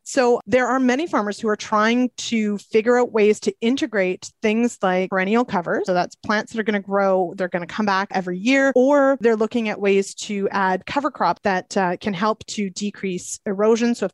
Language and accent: English; Manitoba, Canada; moved away; I'm actually from Manitoba originally.